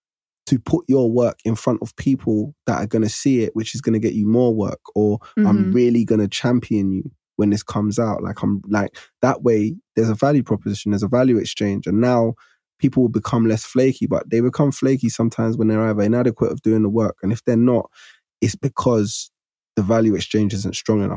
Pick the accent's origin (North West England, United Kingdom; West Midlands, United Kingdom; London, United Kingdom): London, United Kingdom; growing up where I grew up in Broccoli at the time, it was deemed as the hood at that time